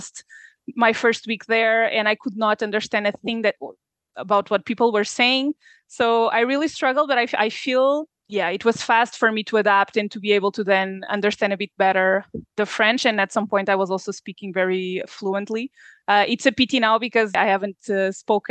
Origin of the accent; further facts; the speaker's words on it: Portugal; moved away as an adult; also born or lived in Liège, Belgium; I'm from Portugal originally, and I've lived in Portugal for a lot of years. I was born there. I studied there.